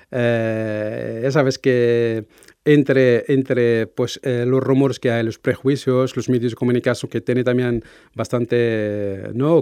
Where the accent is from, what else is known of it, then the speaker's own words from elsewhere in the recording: Morocco; moved away as an adult; now in Navarre, Spain; soy de origen marroquí